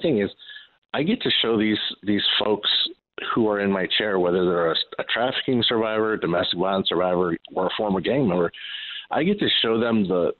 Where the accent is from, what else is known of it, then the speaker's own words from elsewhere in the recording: Los Angeles, California, United States; moved away as an adult; also born or lived in Chicagoland; now in Chicago, United States; I grew up in South Central